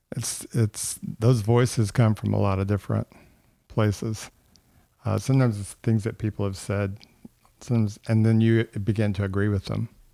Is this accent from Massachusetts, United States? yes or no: no; Texas, United States; I'm from Texas.